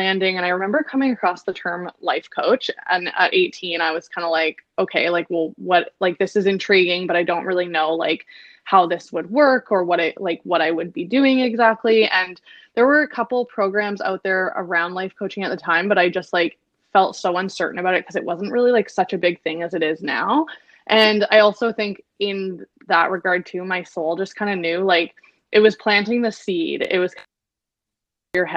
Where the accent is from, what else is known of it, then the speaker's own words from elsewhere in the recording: Victoria, British Columbia, Canada; moved away as an adult; also born or lived in London; now in Vancouver, Canada; I grew up in Victoria. We grew up in Victoria, went to high school together